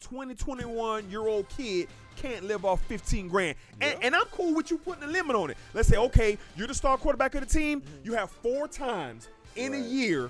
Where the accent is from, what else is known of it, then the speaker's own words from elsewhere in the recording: Miami Gardens, Florida, United States; moved away as an adult; also born or lived in Michigan; I'm from Miami.